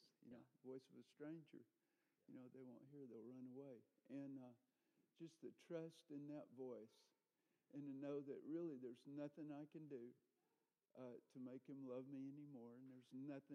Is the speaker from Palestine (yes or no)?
no; the Bible Belt, United States; Growing up in the Bible Belt, I grew up in denominations